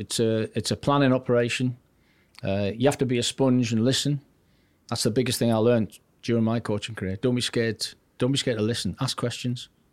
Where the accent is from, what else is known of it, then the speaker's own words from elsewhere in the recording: Newcastle upon Tyne, North East England, United Kingdom; accent: Geordie; also born or lived in Wallsend; I'm a Geordie born and bred, proud of it.